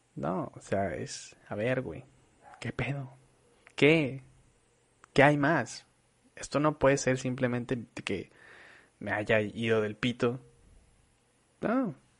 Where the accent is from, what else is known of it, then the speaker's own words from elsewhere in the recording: Monterrey, Nuevo León, Mexico; also born or lived in Torreón, Coahuila, Mexico; nosotros somos nacidos en Torreón. Yo llegué aquí muy chavo, llegué aquí a los ocho años. He hecho prácticamente toda mi vida aquí, me encanta Monterrey